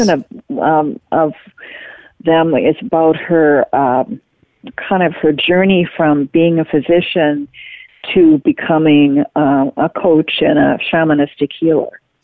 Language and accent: English; Marquette, Michigan, United States; I was growing up in Marquette, Michigan